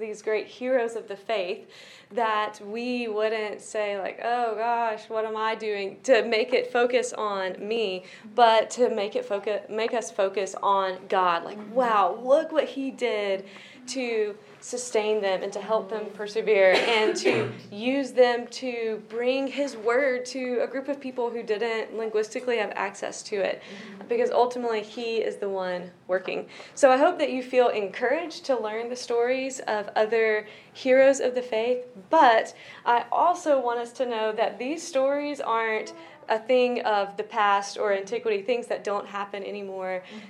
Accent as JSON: {"language": "English", "country": "South Africa", "tie": "born or raised there", "said": "I grew up in South Africa, having the blessing of both parents and grandparents serving in many different ways."}